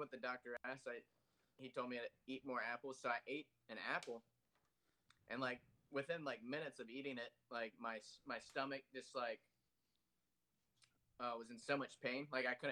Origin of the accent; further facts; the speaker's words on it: Maryland, United States; moved away as an adult; also born or lived in Florida; when I was like 18, when I moved from Maryland to move to Florida